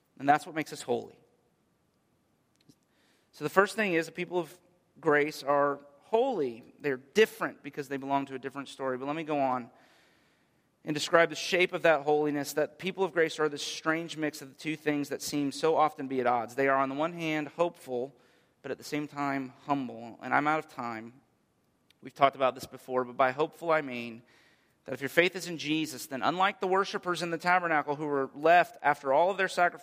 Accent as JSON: {"language": "English", "country": "United States", "said": "as an American people"}